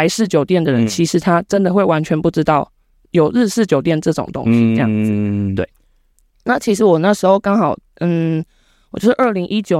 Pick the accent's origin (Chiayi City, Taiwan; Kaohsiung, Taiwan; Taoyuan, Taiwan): Kaohsiung, Taiwan; 那我本身就是高雄出生，高雄长大。